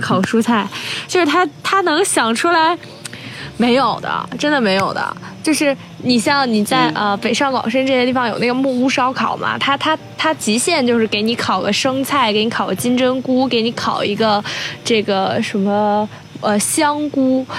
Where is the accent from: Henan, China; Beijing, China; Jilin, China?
Henan, China; Zhengzhou; 我是从小在二期 取长大的